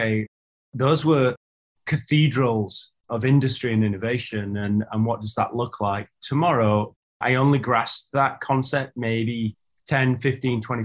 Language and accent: English; Huddersfield, Yorkshire and the Humber, United Kingdom; the town that I grew up in, you mentioned I'm a northern lad, I'm from Huddersfield in Yorkshire.